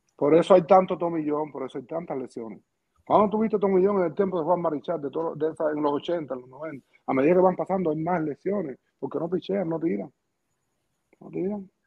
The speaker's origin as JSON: {"language": "Spanish", "region": "Pinar del Río", "country": "Cuba", "moved": "as an adult", "said": "yo soy cubano, estoy pidiendo asilo político"}